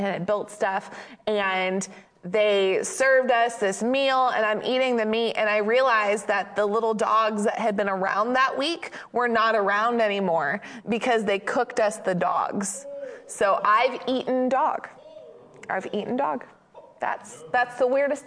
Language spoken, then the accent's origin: English; Maine, United States; I grew up in Maine